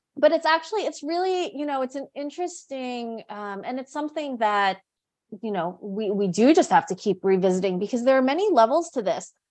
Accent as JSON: {"language": "English", "region": "New York", "country": "United States", "tie": "born or raised there", "also_born_or_lived": "India / Korea / Seattle", "moved": "as an adult", "lives_now": "Luxembourg", "said": "my family's from the Philippines. I was born in the States, in New York."}